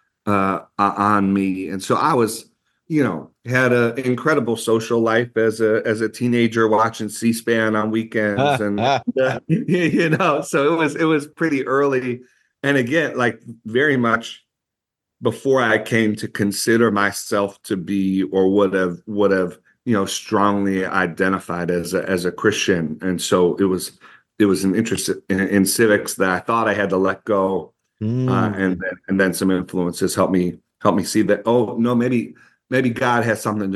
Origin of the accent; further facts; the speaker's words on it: Buffalo, New York, United States; we're from Buffalo, New York